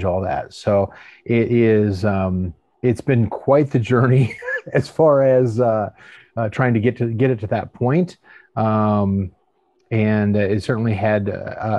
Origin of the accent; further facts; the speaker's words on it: outside of Portland, Oregon, United States; moved away as an adult; now in San Antonio, United States; I was born and raised outside of Portland, Oregon